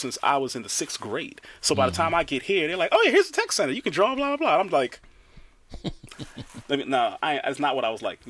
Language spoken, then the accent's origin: English; New York, United States; moved away as an adult; now in Maryland, United States; I grew up in New York